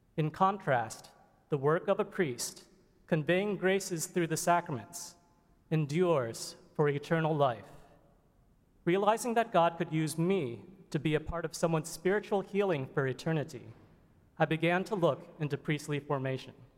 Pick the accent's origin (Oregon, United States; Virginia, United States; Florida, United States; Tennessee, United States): Florida, United States; moved away as an adult; also born or lived in Pennsylvania / North Carolina; I grew up in Florida, went to college at the University of Pennsylvania, and completed medical school at Duke University